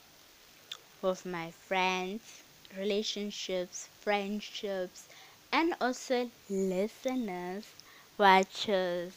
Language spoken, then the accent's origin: English; South Africa; I am South African